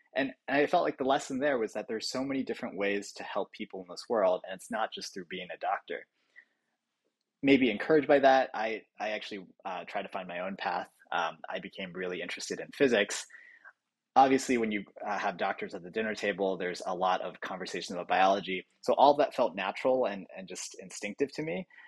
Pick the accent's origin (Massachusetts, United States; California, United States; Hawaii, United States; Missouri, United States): Massachusetts, United States; Boston; born there; then came to the US to get his PhD, and my mom came with shortly thereafter. And so that's where I was born in Boston.